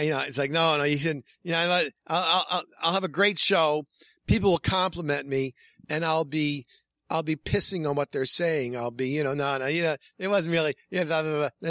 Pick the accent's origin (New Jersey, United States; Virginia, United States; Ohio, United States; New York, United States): New York, United States; Hornell; my hometown's Hornell, New York, a small town